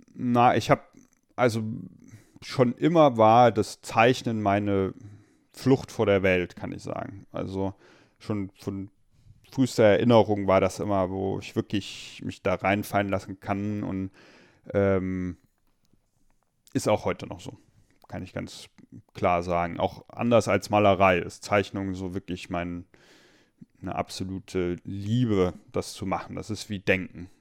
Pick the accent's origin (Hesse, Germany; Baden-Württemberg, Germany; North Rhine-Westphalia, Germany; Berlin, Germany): Hesse, Germany; Limburg; also born or lived in Meissen, Saxony; in Limburg ähm, bin ich dann zwar aufgewachsen